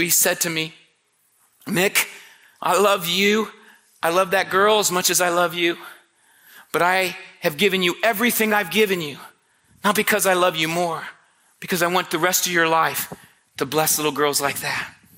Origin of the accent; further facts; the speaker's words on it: Marion, Indiana, United States; I was born and raised in Marion, Indiana. I was a street kid